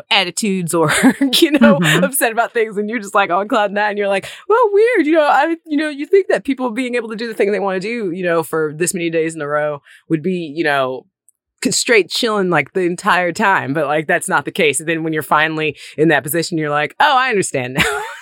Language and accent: English; Mississippi, United States; born or raised there; moved away as an adult; also born or lived in Nashville